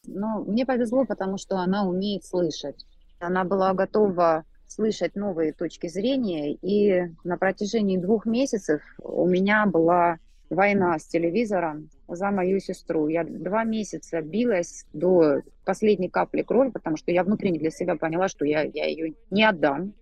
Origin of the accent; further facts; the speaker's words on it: Rostov-on-Don, Rostov Oblast, Russia; moved away as an adult; now in Istanbul, Turkey; Я уроженка города Ростова-на-Дону. В настоящий момент я живу со своей семьей в Стамбуле